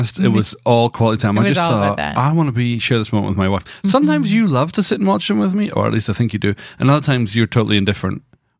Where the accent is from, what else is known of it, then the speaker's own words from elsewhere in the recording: Scotland, United Kingdom; I'm from Scotland. We can't talk. We have some crazy names.